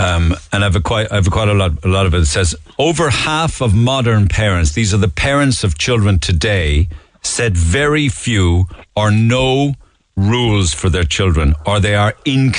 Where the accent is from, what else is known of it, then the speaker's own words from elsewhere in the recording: Waterford, Munster, Ireland; Yeah, yeah, it's interesting because I'm from Waterford, Neil.